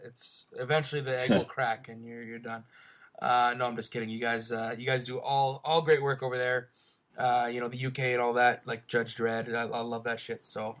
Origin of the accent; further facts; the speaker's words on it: Canada; I'm from Canada, not America.